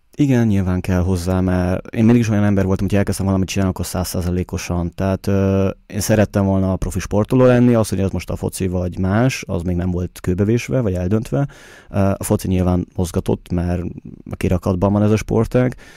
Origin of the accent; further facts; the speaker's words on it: Budapest, Hungary; now in Vienna, Austria; Budapesten születtem, ugye ott nőttem fel